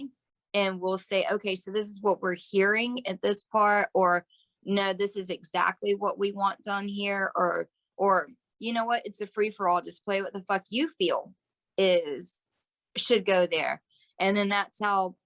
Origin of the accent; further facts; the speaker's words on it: the South, United States; we're from the South